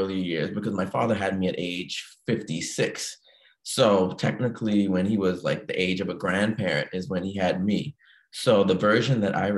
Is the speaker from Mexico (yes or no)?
no; Bahamas; moved away as an adult; I was born and raised in the Bahamas, 1989, left the Bahamas 25 years later in 2014.